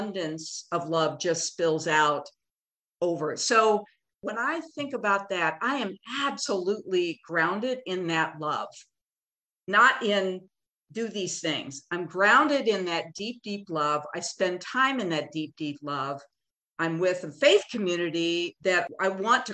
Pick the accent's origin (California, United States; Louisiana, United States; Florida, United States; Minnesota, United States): Minnesota, United States; Minneapolis; I'm from Minneapolis, the epicenter of need for racial equality